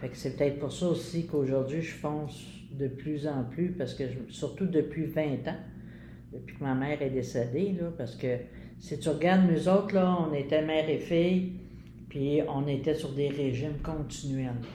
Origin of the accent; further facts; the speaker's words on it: Montreal, Quebec, Canada; j'ai fait mon enfance à Pointe-Saint-Charles, Verdun